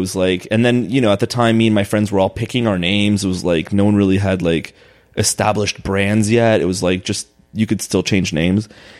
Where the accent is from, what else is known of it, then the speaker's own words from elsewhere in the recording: United States; also born or lived in Los Angeles, United States / Israel; I was born in LA, and then I left when I was 3, and then moved back when I was like 7 or 8.